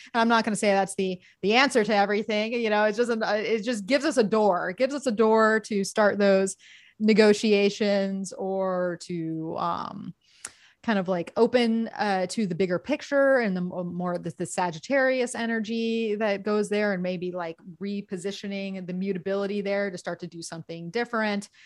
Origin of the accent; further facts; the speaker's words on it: Gulf of Mexico in Florida, United States; now in California, United States; I grew up on the Gulf of Mexico in Florida